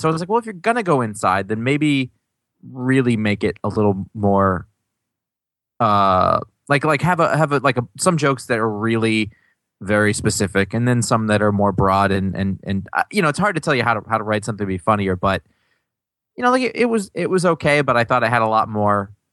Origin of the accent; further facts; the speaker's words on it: United States; I grew up in America